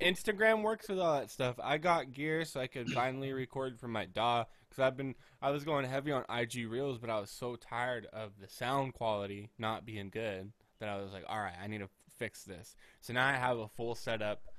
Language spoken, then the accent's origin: English; United States; As an American